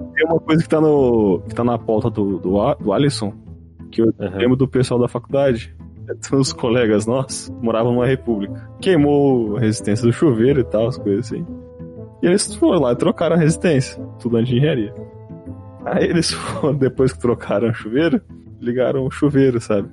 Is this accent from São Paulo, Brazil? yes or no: yes; Osasco, São Paulo, Brazil; A minha, a minha casa, quando eu morava, quando eu era jovem, minha infância lá em Osasco